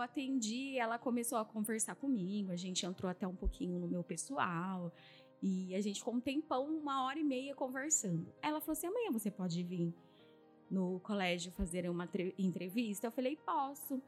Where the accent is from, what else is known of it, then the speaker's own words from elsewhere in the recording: Piracicaba, São Paulo, Brazil; Eu nasci em Piracicaba, a minha infância foi uma infância de muita privação